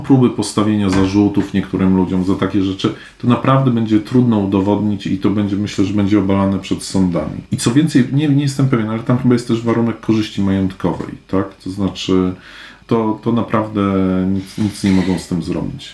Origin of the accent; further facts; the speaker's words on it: Poland; wychowałem się w czasach, kiedy, kiedy z Polski ludzie też uciekali z tych powodów. W latach osiemdziesiątych nie leciały nam bomby na głowy, a uciekaliśmy z Polski